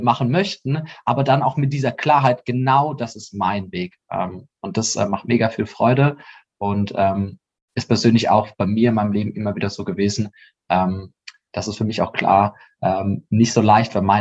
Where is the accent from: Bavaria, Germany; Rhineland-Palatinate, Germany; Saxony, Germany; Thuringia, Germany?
Rhineland-Palatinate, Germany; ich komme ursprünglich aus der Pfalz und falls ihr dann da mal in der Nähe sein solltet oder in Karlsruhe, kommt gerne mal in unser Mutmacherbüro vorbei.